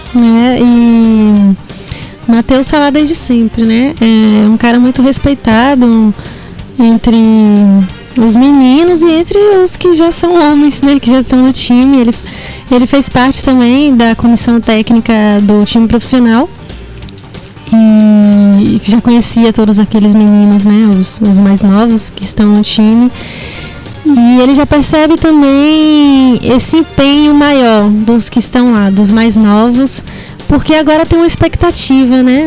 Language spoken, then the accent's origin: Portuguese; Ipiaú, Bahia, Brazil; Eu que sou de Piauí